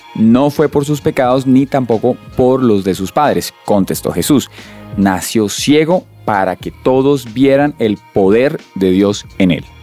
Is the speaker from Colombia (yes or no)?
yes; Colombia; nosotros como colombianos acá hemos crecido con un montón de dichos, de refranes